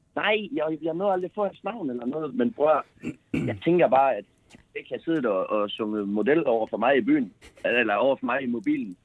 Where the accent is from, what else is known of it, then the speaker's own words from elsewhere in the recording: Aalborg, North Denmark Region, Denmark; Jeg er fra Aalborg